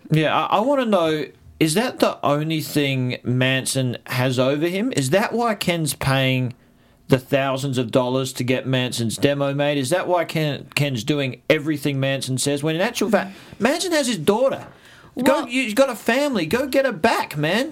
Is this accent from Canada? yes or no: no; Australia; I'm an Australian.